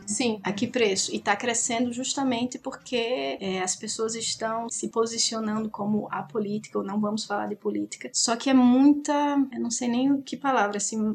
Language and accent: Portuguese; Natal, Rio Grande do Norte, Brazil; moved away as an adult; also born or lived in Paris; Eu eu sou de Natal, no Rio Grande do Norte, e faz muito tempo que eu saí de lá para fazer faculdade